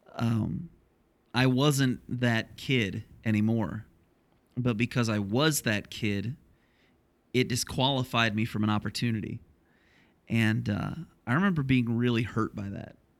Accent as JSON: {"language": "English", "region": "Ohio", "country": "United States", "tie": "born or raised there", "moved": "yes", "said": "applying for a church in my hometown where I grew up in Ohio"}